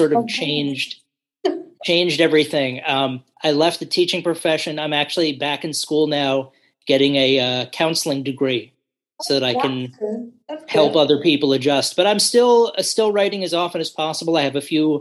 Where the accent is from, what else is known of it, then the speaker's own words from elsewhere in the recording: New York City, New York, United States; moved away as an adult; also born or lived in New Orleans / Asia; now in Virginia, United States; Originally, I'm from New York City. Mm-hmm. So that's where I grew up